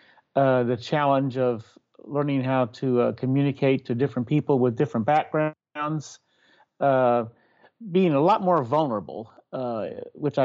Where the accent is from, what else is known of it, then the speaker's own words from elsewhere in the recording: Iowa, United States; moved away; also born or lived in Louisville; I was raised in Iowa, perhaps one of the most ethnically monocultural states